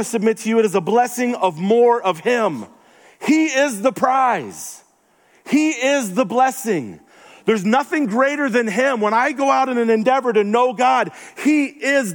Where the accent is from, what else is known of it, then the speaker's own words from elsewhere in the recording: the South, United States; moved away; also born or lived in Denver; I'm from the South